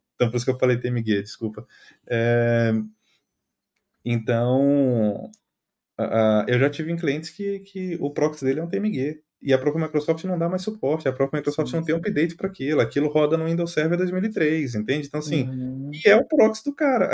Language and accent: Portuguese; Brazil; moved away as an adult; now in Portugal; eu saí do Brasil